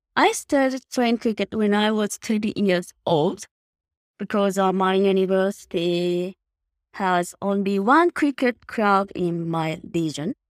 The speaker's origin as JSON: {"language": "English", "town": "Nishinomiya", "region": "Hyogo", "country": "Japan", "tie": "born or raised there", "said": "I was born and grew up uh, in Nishinomiya City, of course, the Kobe."}